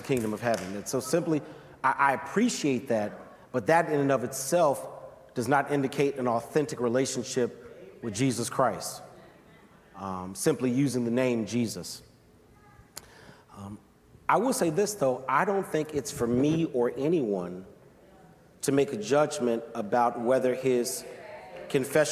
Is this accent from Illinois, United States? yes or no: yes; Chicago, Illinois, United States; I'm from Chi